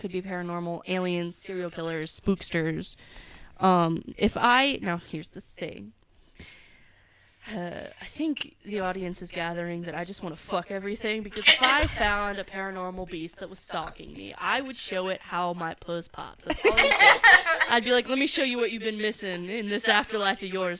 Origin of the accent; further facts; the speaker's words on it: San Antonio, Texas, United States; I come from South Texas. To be more exact, I'm from San Antonio, and I come from a primarily Hispanic family.